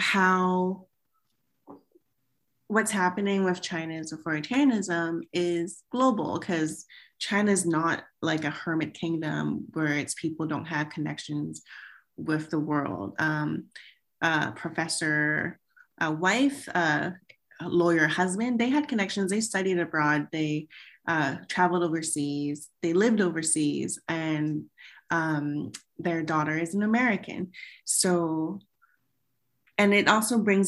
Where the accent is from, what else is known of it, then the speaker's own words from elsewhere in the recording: Canada; also born or lived in Hong Kong; growing up in Canada, people ask, where are you from? And they don't accept that I am Canadian